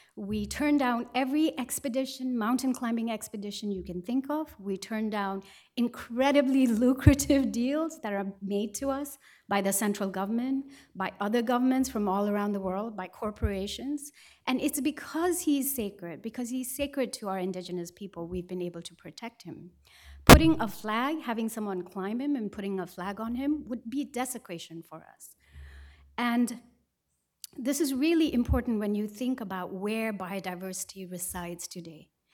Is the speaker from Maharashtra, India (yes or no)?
no; Sikkim, India; I come from Sikkim in the Far East and Himalayas.